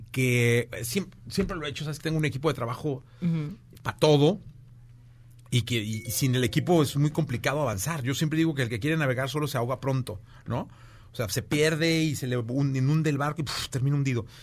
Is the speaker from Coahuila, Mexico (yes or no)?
no; Guadalajara, Jalisco, Mexico; moved away; Y en mi tierra de Dios y María Santísima. Eh, Guadalajara, Jalisco.